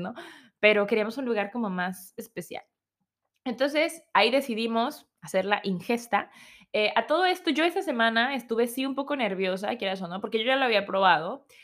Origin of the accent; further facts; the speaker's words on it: Mexico; uno como mexicano